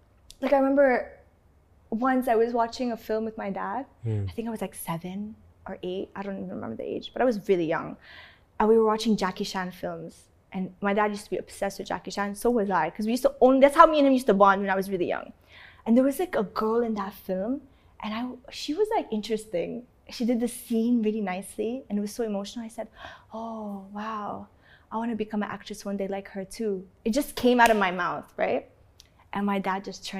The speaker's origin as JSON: {"language": "English", "country": "Canada", "tie": "born or raised there", "also_born_or_lived": "Saudi Arabia", "moved": "as an adult", "lives_now": "India", "said": "I was born here"}